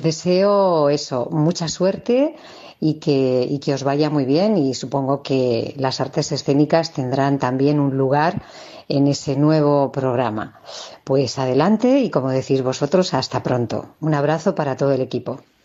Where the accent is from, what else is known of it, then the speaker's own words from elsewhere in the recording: Navalmoral de la Mata, Extremadura, Spain; soy de Navalmoral de la Mata